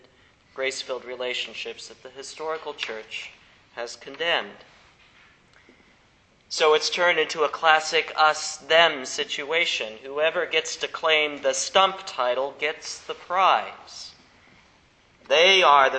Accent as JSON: {"language": "English", "region": "South Central Kansas", "country": "United States", "tie": "born or raised there", "said": "when I was growing up in South Central Kansas"}